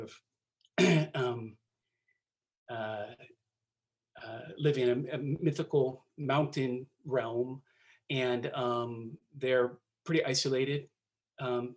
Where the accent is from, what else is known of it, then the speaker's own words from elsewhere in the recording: Seattle, Washington, United States; also born or lived in Hawaii; I live in Seattle. I'm from Seattle, Washington. And as I've grown, the city has turned from a sort of a regional center into a ginormous metropolis. But I'm a proud Seattleite